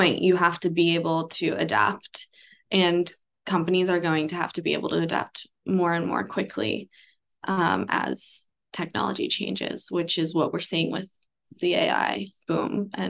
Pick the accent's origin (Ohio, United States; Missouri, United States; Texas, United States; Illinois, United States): Missouri, United States; small town; moved away as an adult; also born or lived in Austin, United States; now in New York, United States; I feel like I had my childhood in small town Missouri, but I grew up in New York.